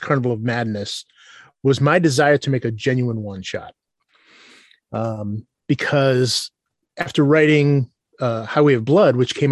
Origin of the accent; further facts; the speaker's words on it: Worcester, Massachusetts, United States; I grew up in Worcester